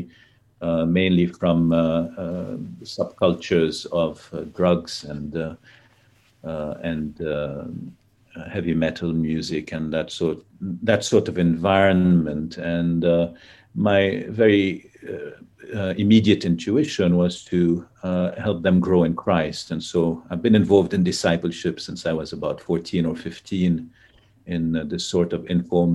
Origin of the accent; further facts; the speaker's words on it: Lebanon; I grew up in Lebanon. I was born in Lebanon, grew up in Lebanon